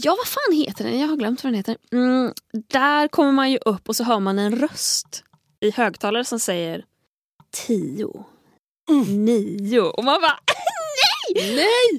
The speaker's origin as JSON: {"language": "Swedish", "town": "Tahult", "region": "Västra Götaland", "country": "Sweden", "also_born_or_lived": "Gothenburg", "said": "i egenskap av göteborgare, eller jag är, inte ens, jag är från Tahult men är, jag i Stockholm så får jag lov att kalla mig göteborgare"}